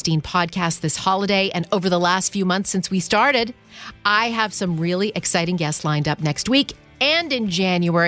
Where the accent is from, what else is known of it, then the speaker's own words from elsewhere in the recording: Canada; now in New York, United States; I'm Canadian and grew up in Canada